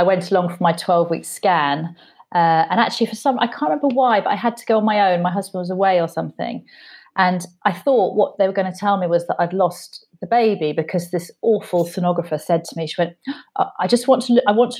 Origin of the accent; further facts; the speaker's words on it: United Kingdom; being very British and polite